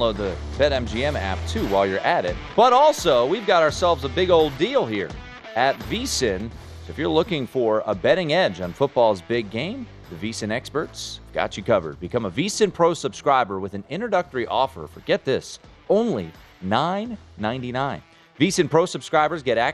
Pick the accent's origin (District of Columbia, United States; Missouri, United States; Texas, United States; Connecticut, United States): District of Columbia, United States; Washington; now in Las Vegas, United States; my hometown, mm-hmm. The nation's capital